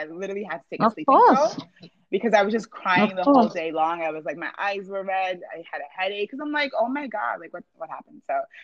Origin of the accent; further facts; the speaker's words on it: New Jersey, United States; I grew up in New Jersey.